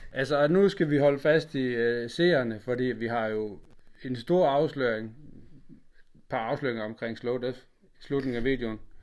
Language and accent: Danish; Funen, Southern Denmark, Denmark; fra Fyn, hvor jeg er fra